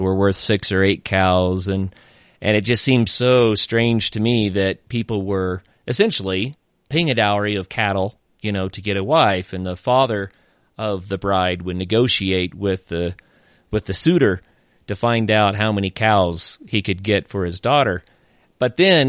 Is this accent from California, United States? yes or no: no; Oklahoma, United States; I grew up in Oklahoma